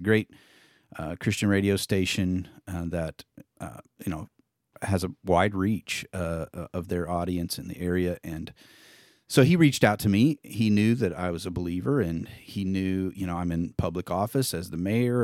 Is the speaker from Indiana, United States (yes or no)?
yes; Indiana, United States; moved away as an adult; now in Neosho, United States; I grew up in Indiana, moved to Missouri, straight out of high school to Neosho, Missouri